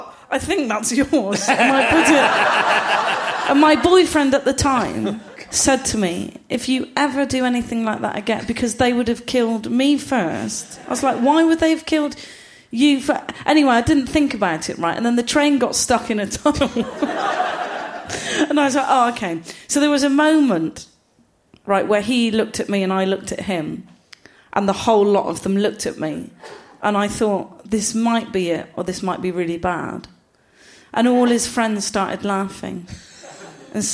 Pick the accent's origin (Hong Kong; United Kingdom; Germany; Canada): United Kingdom; Gloucester, South West England; I'm from Gloucester